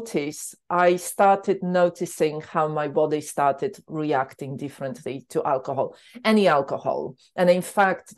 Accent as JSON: {"language": "English", "country": "Poland", "tie": "born or raised there", "also_born_or_lived": "London", "moved": "as an adult", "said": "In Poland, I grew up with a lot of alcohol"}